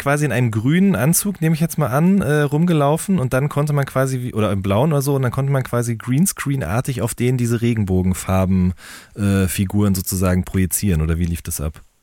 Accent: Hagen, North Rhine-Westphalia, Germany; ich komme ja aus Hagen

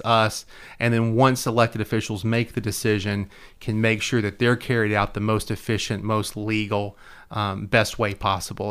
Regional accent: Hendersonville, Tennessee, United States; my hometown

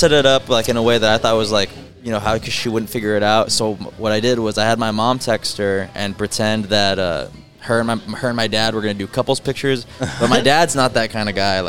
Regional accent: Harlingen, Texas, United States; also born or lived in San Antonio; Yes, I'm from Harlingen originally.

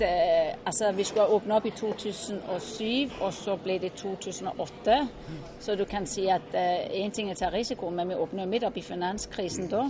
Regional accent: Norway; also born or lived in Denmark; Jeg er jo norsk på papir og dansk i sinnet

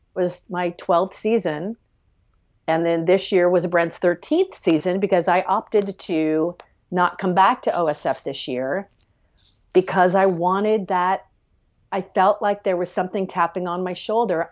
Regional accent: Los Angeles, California, United States; also born or lived in Maryland; growing up in Los Angeles in the eighties and the nineties and, and the early two thousands

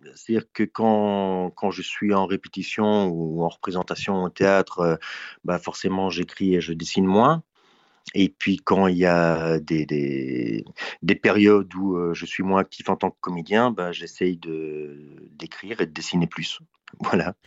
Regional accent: Belgium; c'est, le pays euh, où je suis né. Euh, après, je considère plutôt comme un citoyen du monde, mais il se trouve que géographiquement, je suis en Belgique

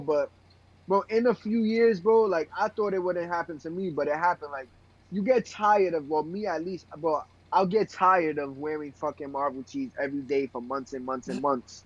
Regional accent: New York City, New York, United States; I got pride being from Brooklyn

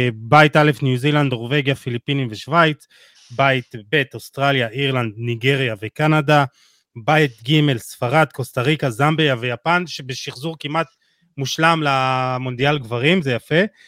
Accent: Jerusalem, Jerusalem District, Israel; אני רואה את זה בירושלים, אני ירושלמי

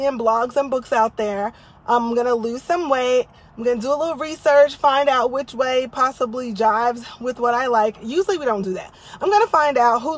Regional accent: New Jersey, United States; now in Texas, United States; I grew up in Jersey

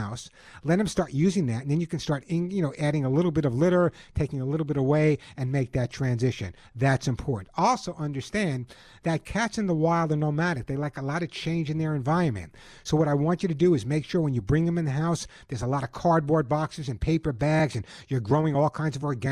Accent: Long Island, New York, United States; now in Santa Monica, United States; I grew up on Long Island

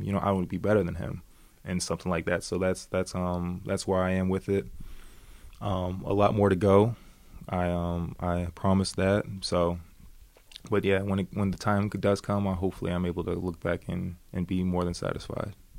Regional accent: United States; moved away as an adult; now in Sweden; I'm I'm an American Belgian guy

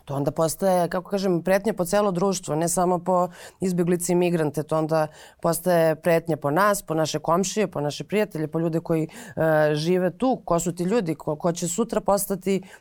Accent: Serbia; kod nas u Srbiji, odnosno u Beogradu

